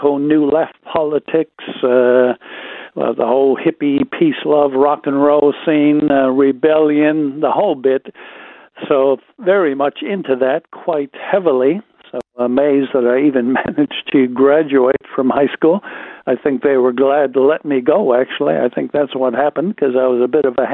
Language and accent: English; Wisconsin, United States; Wisconsin boy living in a small town, Wisconsin